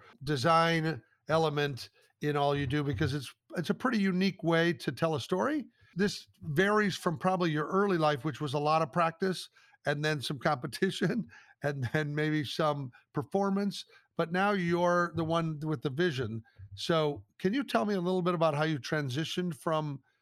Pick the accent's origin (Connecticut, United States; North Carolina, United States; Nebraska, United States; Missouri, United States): Nebraska, United States; Omaha; I grew up in the Omaha, Nebraska area